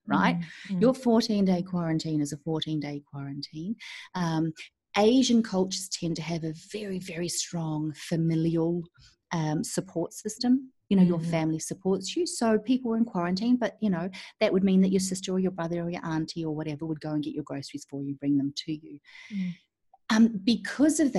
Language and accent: English; New Zealand; moved away as an adult; also born or lived in Kuala Lumpur, Malaysia / Sydney, Australia; now in Singapore; I'm a Kiwi, so New Zealand born and bred. Left New Zealand about 18 years ago.